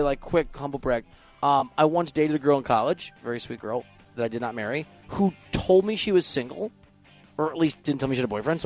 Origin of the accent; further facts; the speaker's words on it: Iowa, United States; I'm from Iowa